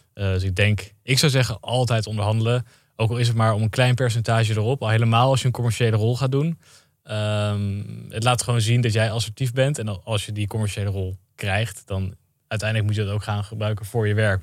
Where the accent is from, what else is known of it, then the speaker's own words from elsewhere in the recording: Zutphen, Gelderland, Netherlands; ik kom uit Zutphen